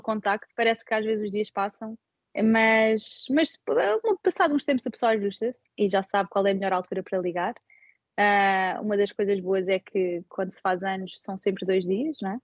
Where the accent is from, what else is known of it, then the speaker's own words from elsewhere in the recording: Portugal; moved away as an adult; now in Sydney, Australia; os portugueses, nós temos sempre espaço para mais uma pessoa à mesa